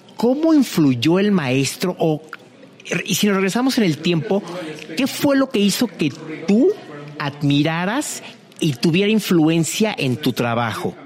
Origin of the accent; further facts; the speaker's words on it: Mexico; yo como mexicano